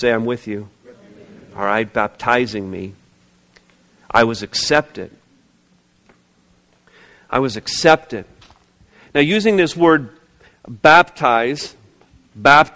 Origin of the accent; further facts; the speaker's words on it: Montreal, Quebec, Canada; moved away; I was born, as many of you know, I was born in the province of Quebec. I was born in Montreal, 1964.